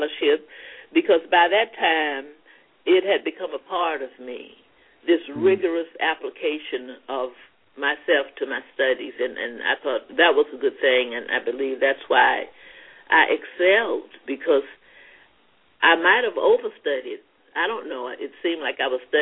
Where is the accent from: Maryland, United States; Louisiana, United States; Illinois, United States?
Louisiana, United States; now in Queens, New York, United States; growing up in Louisiana